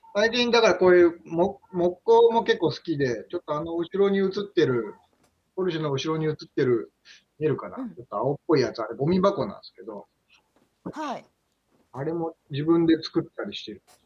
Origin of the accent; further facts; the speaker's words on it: Hamamatsu, Shizuoka, Japan; now in Mishima, Japan; 浜松出身っていうかまあ僕の中では浜松っていうか浜北っていう今合併した浜松の北にある